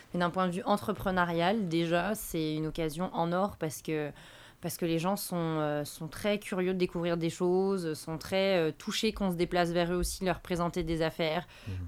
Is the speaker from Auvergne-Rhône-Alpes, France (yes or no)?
no; Bourgogne-Franche-Comté, France; moved away as an adult; now in Quebec, Canada; je viens de la Franche-Comté, donc qui est une petite région entre la Bourgogne et l'Alsace.